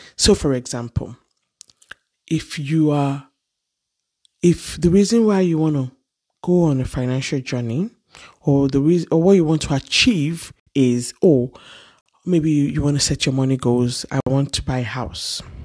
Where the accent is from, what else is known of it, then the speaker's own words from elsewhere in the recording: Ile-Ife, Osun, Nigeria; Growing up in Nigeria, in Ile Ife, to be precise